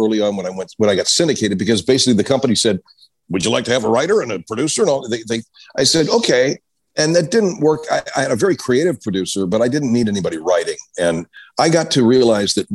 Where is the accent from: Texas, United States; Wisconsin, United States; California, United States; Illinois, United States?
California, United States; Los Angeles; I grew up in Los Angeles